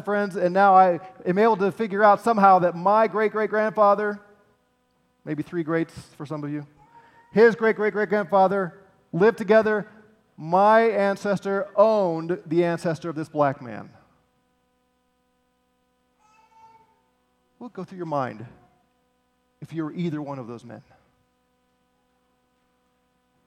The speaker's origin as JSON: {"language": "English", "town": "St. Louis", "region": "Missouri", "country": "United States", "said": "I'm from Missouri, St. Louis"}